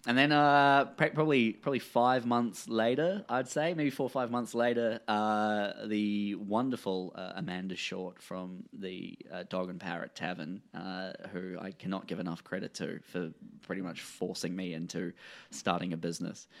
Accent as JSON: {"language": "English", "country": "New Zealand", "said": "as a New Zealander"}